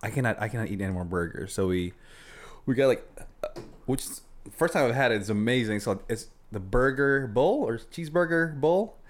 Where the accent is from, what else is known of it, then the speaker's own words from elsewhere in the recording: Philippines; moved away; Filipino. I grew up, uh, in Philippines.